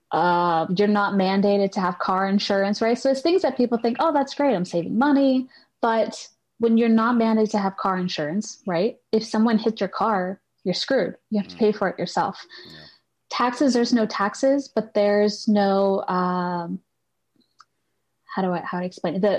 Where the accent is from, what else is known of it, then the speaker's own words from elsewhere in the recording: Puerto Rico; when anyone asks normally i would just say oh i'm puerto rican mm. and once i got involved i started saying puerto rican american